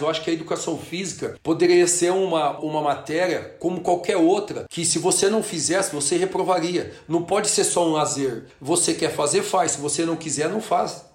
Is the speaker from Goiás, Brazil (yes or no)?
no; Orlândia, São Paulo, Brazil; moved away as an adult; also born or lived in United States / Israel; a gente saiu de Orlândia, uma cidade pequena